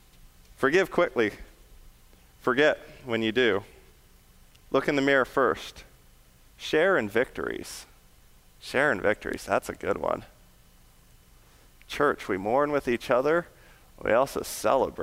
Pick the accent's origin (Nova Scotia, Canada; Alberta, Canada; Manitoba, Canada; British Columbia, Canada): British Columbia, Canada; Western Canada; Tsleil Waututh Nation, which is just outside my hometown in Western Canada.